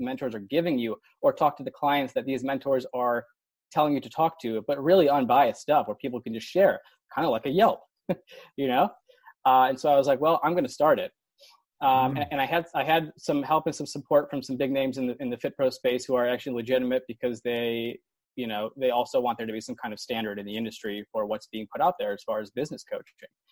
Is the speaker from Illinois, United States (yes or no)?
yes; Buffalo Grove, Illinois, United States; moved away; also born or lived in University of Iowa; I'm actually from Chicago. I grew up in the suburbs. I grew up in Buffalo Grove